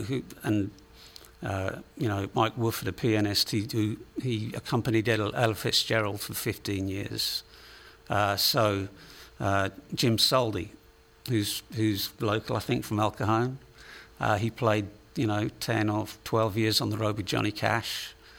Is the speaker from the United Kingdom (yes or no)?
yes; England, United Kingdom; accent: Englishman; moved away as an adult; also born or lived in United States; now in San Diego, United States; I'm from England originally, although uh, about six months ago I, would lived in the States for longer than I lived in England